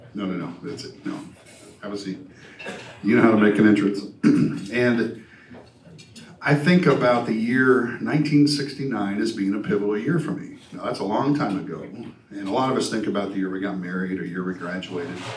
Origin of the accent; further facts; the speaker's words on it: New Orleans, Louisiana, United States; moved away; I grew up in New Orleans